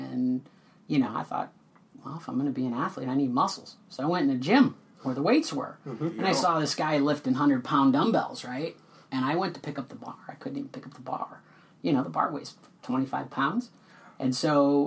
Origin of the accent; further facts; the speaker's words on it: West St. Paul, Minnesota, United States; grew up in West St. Paul